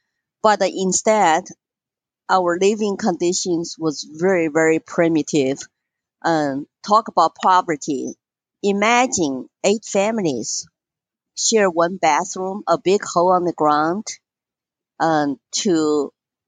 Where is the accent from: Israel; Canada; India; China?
China; Chengdu, Sichuan; moved away as an adult; now in United States; I was born in Chengdu, which is the capital city of Sichuan province in southwestern China, next to Tibet.